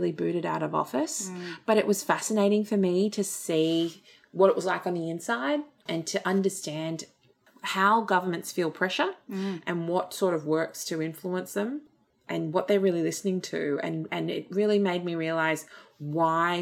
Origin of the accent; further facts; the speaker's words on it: Sydney, New South Wales, Australia; also born or lived in Blue Mountains; I grew up in Fairfield and Liverpool, Campbelltown, on the other side of the Blue Mountains as well.